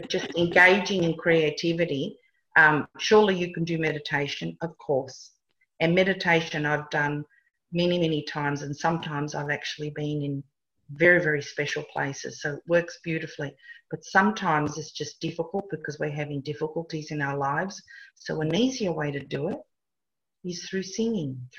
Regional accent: Italy; English is a second language; moved away; I'm Italian

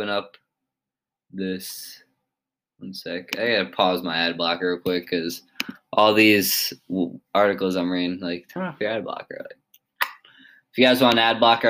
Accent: Connecticut, United States; I'm from Connecticut

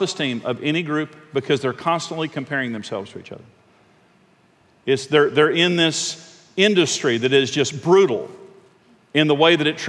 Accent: Texas Panhandle, United States; I'm from the Texas Panhandle

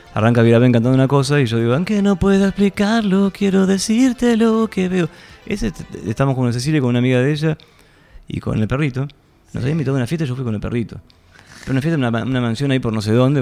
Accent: Buenos Aires, Argentina; moved away; nací en Argentina, viví en Buenos Aires todo

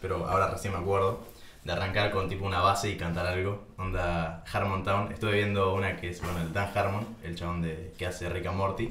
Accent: Tandil, Buenos Aires Province, Argentina; moved away; yo me volví a mi tierra natal, Tandil

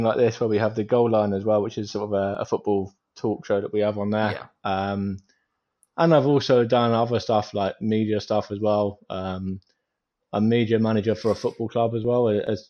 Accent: Stevenage, East of England, United Kingdom; It's just most notably players from like my hometown, Stevenage.

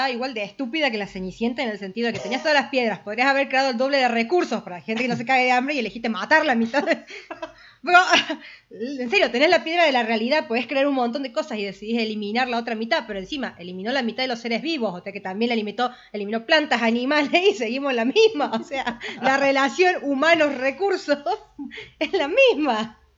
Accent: Argentina; Soy de Argentina, acá se {S2} piratea.

